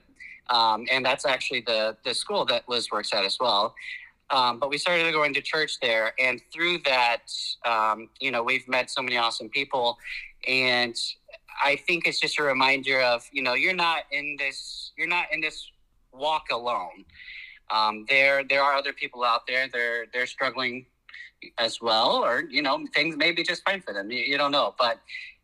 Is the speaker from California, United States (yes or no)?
no; Oklahoma, United States; moved away as an adult; now in Florida, United States; I'm from Oklahoma.